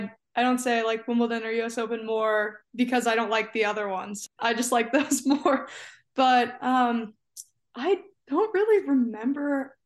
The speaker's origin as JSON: {"language": "English", "region": "New Jersey", "country": "United States", "tie": "born or raised there", "also_born_or_lived": "Phoenix, Arizona / Toronto, Canada", "said": "But I was born in Phoenix. Then we moved to Toronto and then we moved to Jersey when I had like just turned 9, I think."}